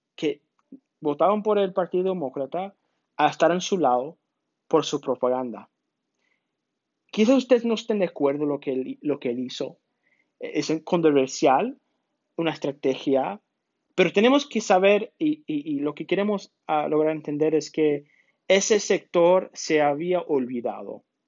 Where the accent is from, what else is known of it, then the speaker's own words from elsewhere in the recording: United States; somos americanos cada uno de nosotros